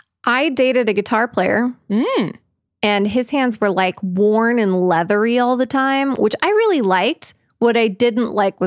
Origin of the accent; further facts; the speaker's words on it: Scotland, United Kingdom; also I'm Scottish, and so I'm ashamed in two ways.